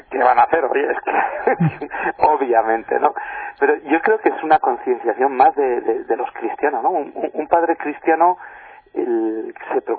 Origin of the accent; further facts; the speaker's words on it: Navarre, Spain; yo, soy, de Navarra.